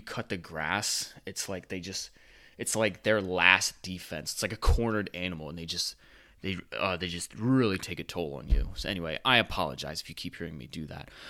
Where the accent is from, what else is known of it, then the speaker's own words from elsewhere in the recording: United States; I'm an American